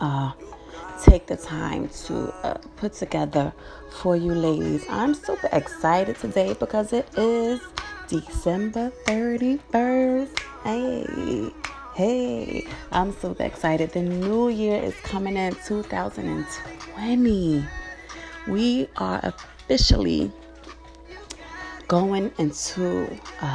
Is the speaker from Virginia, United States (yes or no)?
no; New York City, New York, United States; in Fort Greene, in Brooklyn, the projects where I'm from